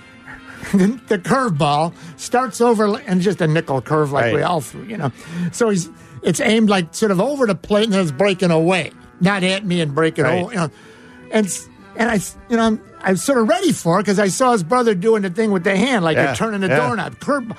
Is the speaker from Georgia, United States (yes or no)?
no; La Grange, Illinois, United States; where I grew up in LaGrange